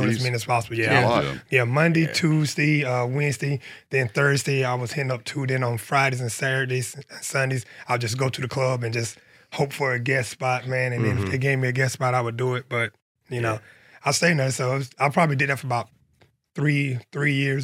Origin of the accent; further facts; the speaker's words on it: Union County, South Carolina, United States; I'm from Snow Coast, South Carolina.